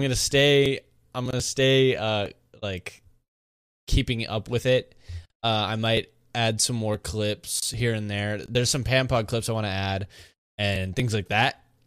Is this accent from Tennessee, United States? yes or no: no; Monterey, California, United States; I'm from Monterey